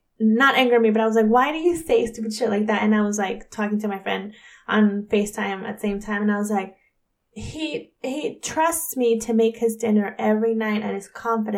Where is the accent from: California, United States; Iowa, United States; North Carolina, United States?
California, United States; moved away; So I'm from California, and that's where my home is, like my family and everybody.